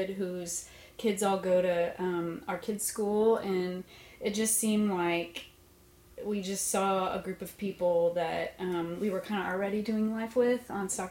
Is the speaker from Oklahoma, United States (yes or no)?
yes; Lawton, Oklahoma, United States; I am from Oklahoma, and I grew up in Lawton, Oklahoma.